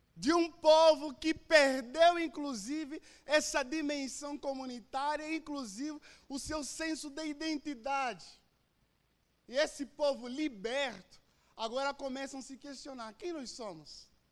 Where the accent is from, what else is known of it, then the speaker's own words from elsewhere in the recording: Angola; moved away as an adult; now in Brazil; sou de Angola, estou no Brasil há oito anos